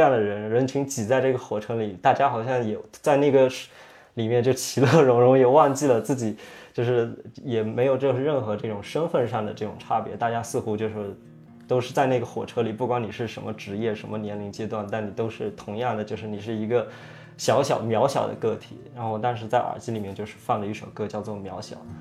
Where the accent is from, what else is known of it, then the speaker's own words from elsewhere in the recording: Yunnan, China; moved away as an adult; also born or lived in United States; 我是出生在云南那边，就是一个，呃，五线城市，五线小城。然后我们那边其实没有太多这种艺术的这种氛围